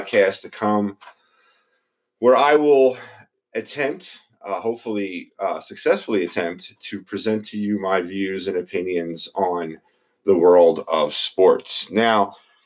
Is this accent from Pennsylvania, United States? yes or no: yes; Philadelphia, Pennsylvania, United States; I am from Philadelphia, Pennsylvania. I was born and raised here